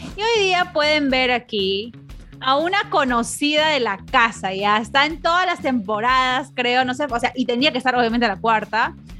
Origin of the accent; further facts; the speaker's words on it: Peru; now in United States; yo me crié en Perú, pero he pasado casi la mitad de mi vida aquí en Estados Unidos